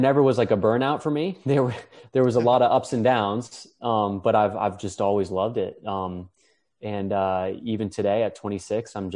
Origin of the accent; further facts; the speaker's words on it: Chevy Chase, Maryland, United States; We grew up in the Chevy Chase area